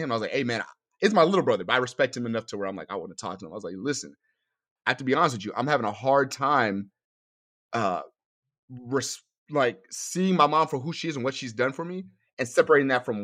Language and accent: English; Newark, New Jersey, United States; born there; also born or lived in New York; I was born in Newark, New Jersey.